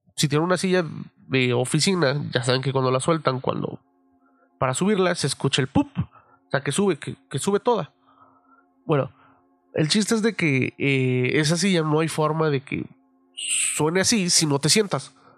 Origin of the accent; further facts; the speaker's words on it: Mexico City, Mexico; moved away; algo con lo que crecí en la Ciudad de México